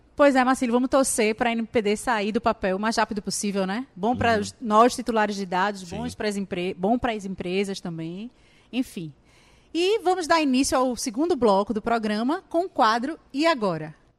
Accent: Brazil; eu, como brasileira

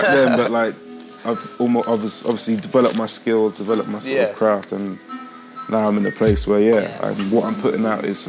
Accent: Gloucester, South West England, United Kingdom; I'm from the Southwest, from Gloucester.

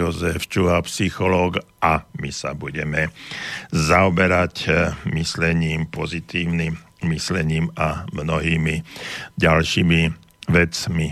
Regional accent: Banská Bystrica, Banská Bystrica Region, Slovakia; som e, z Banskej Bystrice

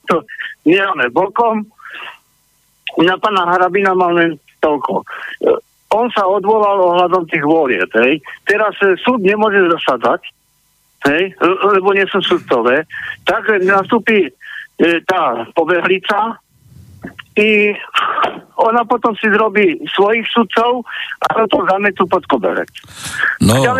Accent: Poprad, Prešov Region, Slovakia; now in Chicago, United States; pochádzam z Popradu, žiaľ Bohu, z toho mesta, kde odkiaľ je aj ten zlodej Kiska. No ale som sa narodil v Spiske sobote

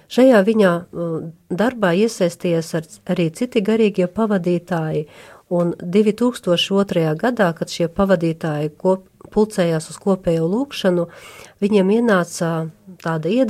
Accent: Ludza, Latgale, Latvia; esmu Euharistiskā Jēzus kongregācijas māsa …, nāku no Latgales no Ludzas

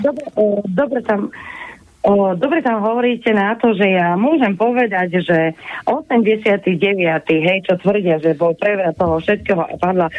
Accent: Handlová, Trenčín Region, Slovakia; ja som zo stredného Slovenska, ja vlastne som z Handlovej

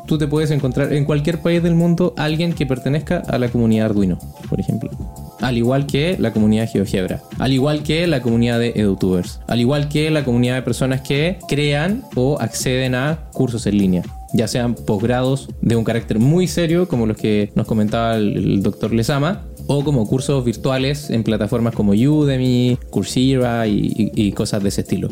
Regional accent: Chile; now in Mexico; yo, que soy chileno, extranjero viviendo en México

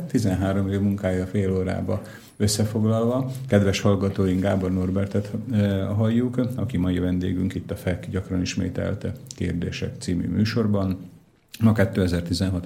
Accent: Dunajská Streda, Trnava Region, Slovakia; én Dunaszerdahelyi vagyok, Csallóközi vagyok

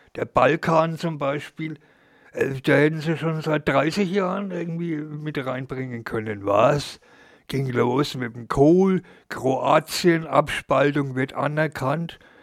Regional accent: Germany; Und ich als Deutscher

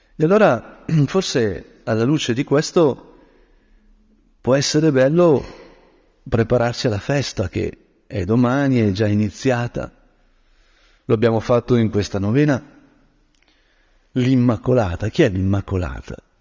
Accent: Brianza, Lombardy, Italy; da Brianzolo

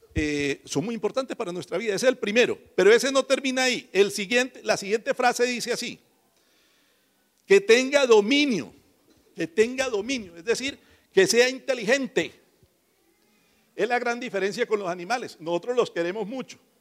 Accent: Mogotes, Santander, Colombia; moved away; yo soy de más arribita, de Mogotes. Mogotes es una población ahí cerquita de San Gil. No nací allá, pero allá nos criamos todos nosotros

